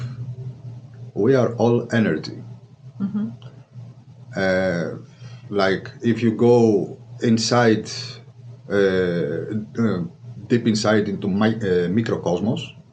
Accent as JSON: {"language": "English", "country": "Greece", "moved": "as an adult", "said": "back in Greece I was a physical therapist for almost 9 years"}